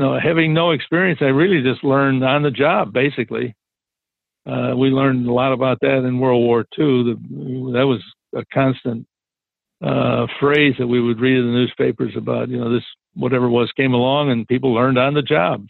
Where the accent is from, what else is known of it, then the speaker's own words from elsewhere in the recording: Chicago, Illinois, United States; growing up in Chicago back in, in that day